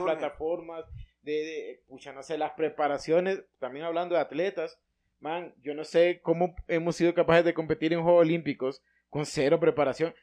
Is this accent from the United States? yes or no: no; Honduras; nacimos acá